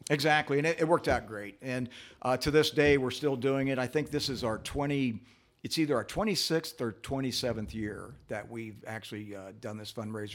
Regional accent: Columbus, Ohio, United States; also born or lived in North Linden, Columbus; I grew up on Clinton Heights between Calumet and Indianola

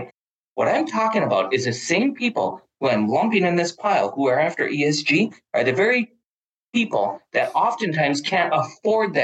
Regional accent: Duluth, Minnesota, United States; also born or lived in North Dakota; I was born in North Dakota, grew up in Duluth, Minnesota

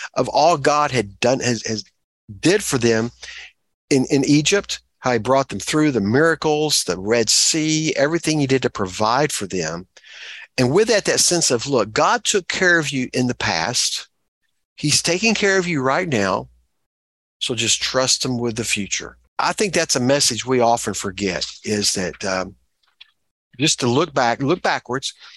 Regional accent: Texas, United States; moved away; I'm a Texan and I'm not obnoxiously proud of that.

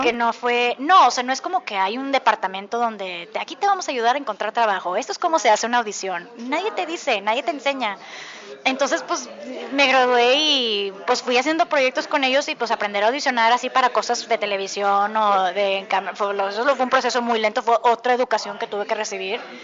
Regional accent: Mexico; now in New York, United States; si ya saben que soy mexicana

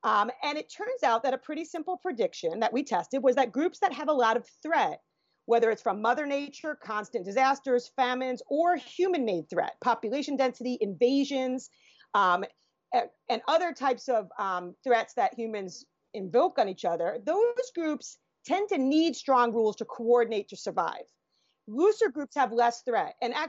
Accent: United States; as an American, I can judge that very ethnocentrically

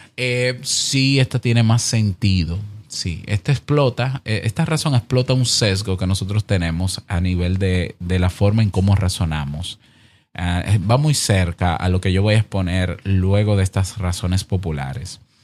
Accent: Dominican Republic; En mi país, la República Dominicana

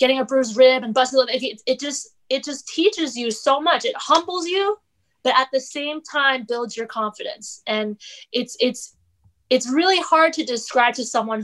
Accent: Fairfax, Virginia, United States; I'm from a suburban area. I'm from Fairfax.

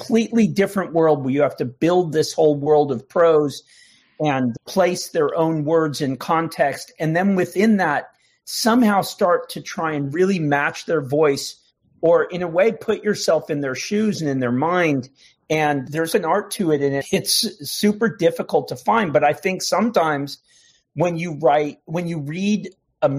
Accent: United States; also born or lived in Canada; I was born in Canada to Irish parents and grew up on the Mexican border

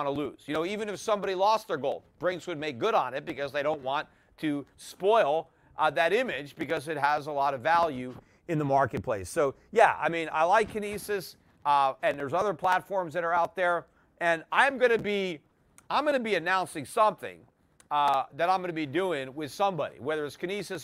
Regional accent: United States; as an American

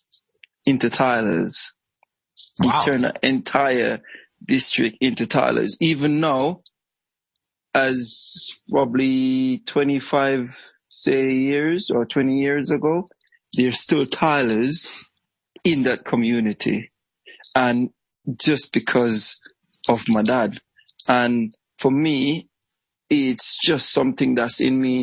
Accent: Portland, Jamaica; now in Essex, United Kingdom; I was born and raised in Jamaica

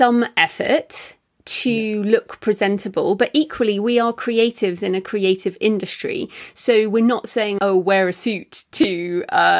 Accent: England, United Kingdom; being English

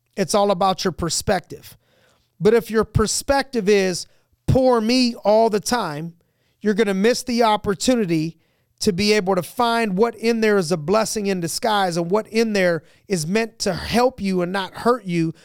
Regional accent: United States; We're an American.

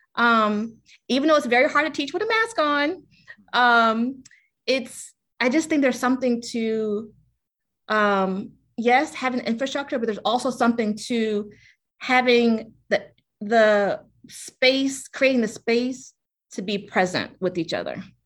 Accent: Richmond, Virginia, United States; moved away as an adult; also born or lived in New York City; born and raised in Richmond

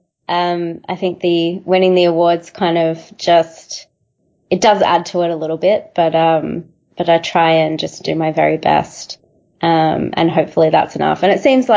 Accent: Melbourne, Victoria, Australia; I'm from Melbourne.

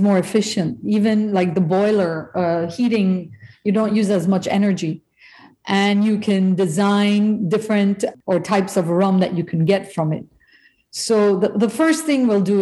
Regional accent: Belize; moved away as an adult; also born or lived in United States; When I first came to the US in the 70s, and I'd say I'm from Belize, nobody had a clue where I was from.

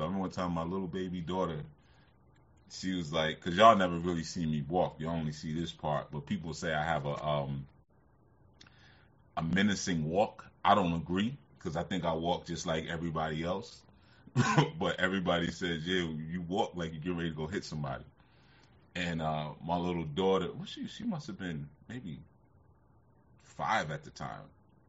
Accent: Oakland, California, United States; Yeah, because you know, growing up in Oakland, you know what I mean?

